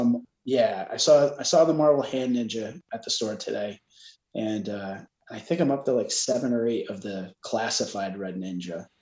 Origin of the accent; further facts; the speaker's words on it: New York, United States; growing up in New York